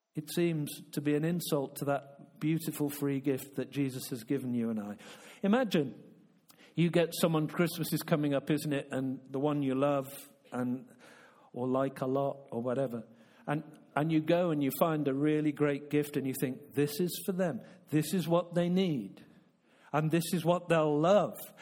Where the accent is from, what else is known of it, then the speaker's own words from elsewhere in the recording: United Kingdom; I'm a Brit